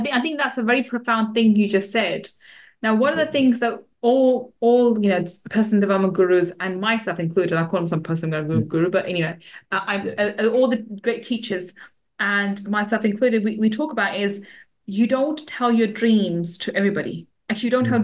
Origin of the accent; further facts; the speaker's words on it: London, United Kingdom; I grew up in the West End, uh, not West End, in the East London, and the in the mm. ghetto part of East London